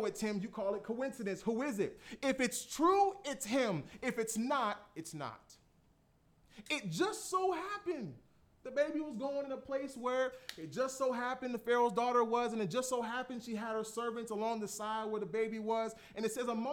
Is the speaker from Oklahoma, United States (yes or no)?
no; Florida, United States; I'm from Florida